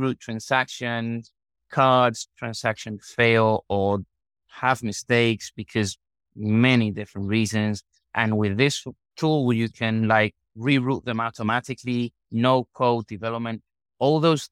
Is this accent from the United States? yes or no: no; Marbella, Andalusia, Spain; also born or lived in Madrid; Spain, in Marbella, where I was born